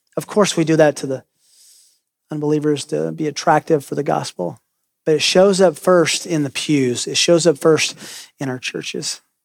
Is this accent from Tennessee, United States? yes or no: yes; Tennessee, United States; I grew up in Tennessee